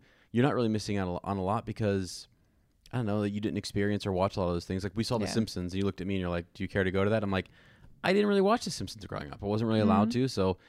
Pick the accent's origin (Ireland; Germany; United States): Germany; just growing up in Germany, you don't have the Dr. Seuss books and that culture among